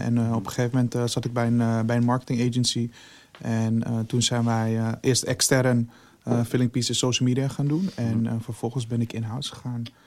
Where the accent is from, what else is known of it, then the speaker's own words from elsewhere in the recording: Amsterdam, North Holland, Netherlands; wij komen uit Amsterdam